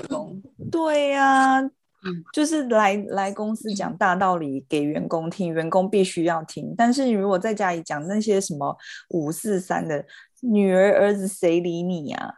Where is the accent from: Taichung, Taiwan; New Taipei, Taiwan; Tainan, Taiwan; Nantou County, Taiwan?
Taichung, Taiwan; accent: Taichung accent; 他挖我们的台中腔发扬的，就是发扬光大